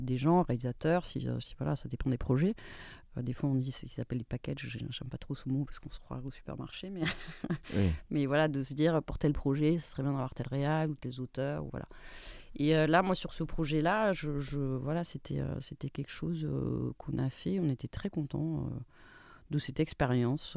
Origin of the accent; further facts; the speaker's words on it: Spain; je suis espagnole